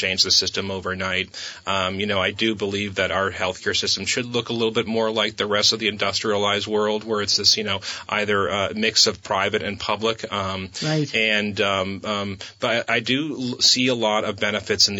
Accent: New Hampshire, United States; moved away as an adult; now in Vermont, United States; I grew up in New Hampshire, moved to Vermont a little over 20 years ago.

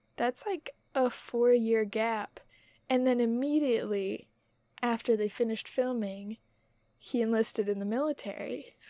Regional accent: Utah, United States; We're from Utah

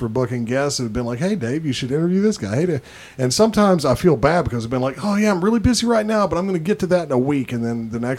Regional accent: Tennessee, United States; I'm from Tennessee. I don't even say y'all.

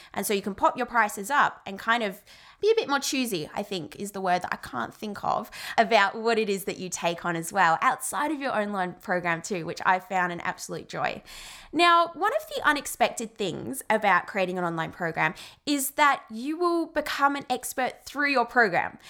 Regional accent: Australia; I'm Australian

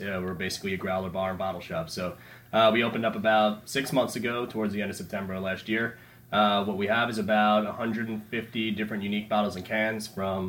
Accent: Patchogue, New York, United States; I grew up in Patchogue.

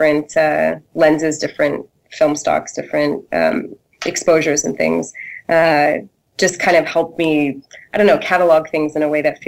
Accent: Canada; I grew up in Canada

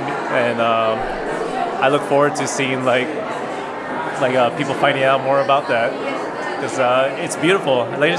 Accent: Tijuana, Baja California, Mexico; also born or lived in Los Angeles; now in San Diego, United States; I was born in Los Angeles. From Los Angeles, at 3 years old, I moved to Tijuana, but I went to school in San Diego, Southeast San Diego. And not till I was 15, I moved to San Diego.

